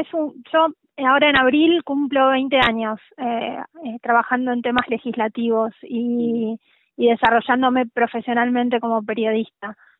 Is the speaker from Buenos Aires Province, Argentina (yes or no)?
no; La Pampa, Argentina; moved away as an adult; now in Buenos Aires, Argentina; yo soy de La Pampa